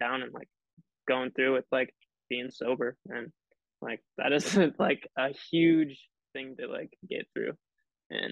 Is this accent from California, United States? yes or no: no; Bellingham, Washington, United States; born and raised in Bellingham.